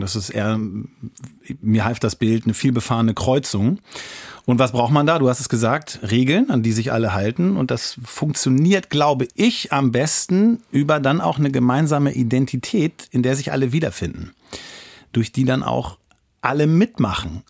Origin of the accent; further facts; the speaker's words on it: Lower Saxony, Germany; bei uns in Niedersachsen